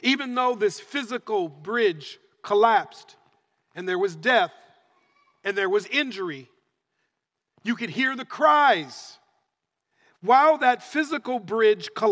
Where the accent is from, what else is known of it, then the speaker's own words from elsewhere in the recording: Minneapolis, Minnesota, United States; moved away as an adult; now in California, United States; But Denise and I are born and raised in Minneapolis, Minnesota. So grew up in Minnesota